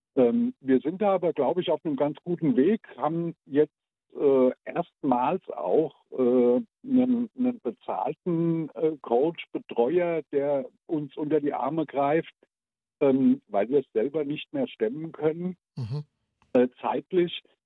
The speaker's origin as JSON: {"language": "German", "region": "Odenwald", "country": "Germany", "said": "bei uns im Odenwald gab es keine Amis"}